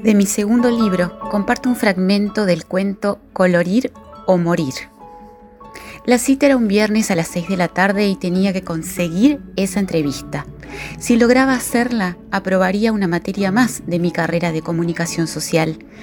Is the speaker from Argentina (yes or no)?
yes; Paraná, Entre Ríos, Argentina; de Paraná soy docente